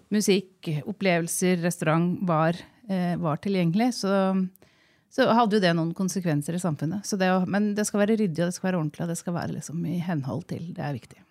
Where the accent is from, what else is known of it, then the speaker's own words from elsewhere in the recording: Jevnaker, Innlandet, Norway; moved away as an adult; also born or lived in Oslo; now in Gjøvik, Norway; Jeg er fra Jevnaker. Ja. Eh, jeg er eldst av tre søstre. Ja. Eh, vi er født og oppvokst eh, litt sånn der ingen skulle tro at noen kunne bo ja. på Jevnaker.